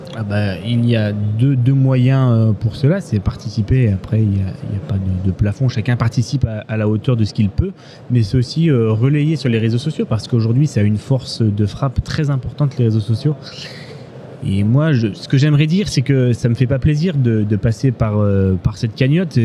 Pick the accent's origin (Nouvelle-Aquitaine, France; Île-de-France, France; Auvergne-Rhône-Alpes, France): Nouvelle-Aquitaine, France; Limousin; je viens du Limousin